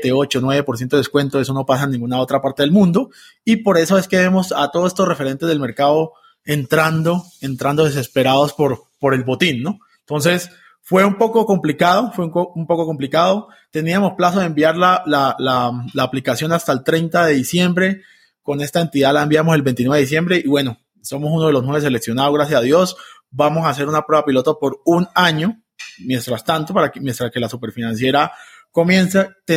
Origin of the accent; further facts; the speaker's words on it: Venezuela; also born or lived in Colombia; now in Bogotá, Colombia; yo soy colombo venezolano, desde el 2013 conocí Bitcoin por la minería, como muchos en Venezuela